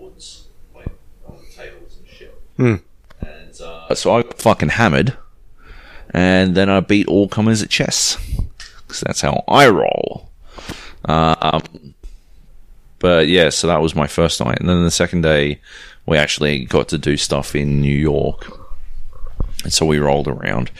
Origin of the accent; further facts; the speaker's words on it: Australia; we're the Aussie contingent